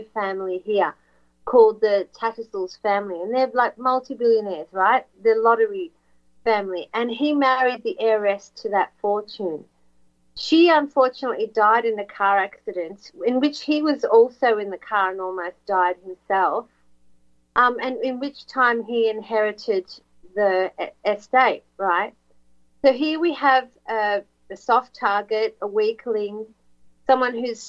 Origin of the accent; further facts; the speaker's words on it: Australia; now we're on an island continent